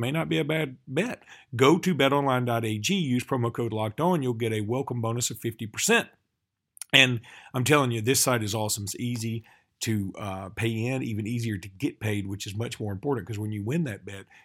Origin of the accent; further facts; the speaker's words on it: Alexander City, Alabama, United States; I'm from Alexander City, Alabama. It's a stone's throw from Auburn